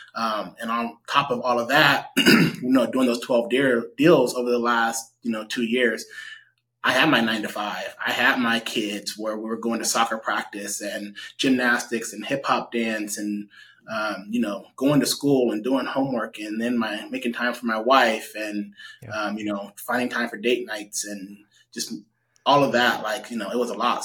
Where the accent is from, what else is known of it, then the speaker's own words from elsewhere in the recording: Stockton, California, United States; I grew up in Southside Stockton, so um, I'm pretty familiar with majority of Stockton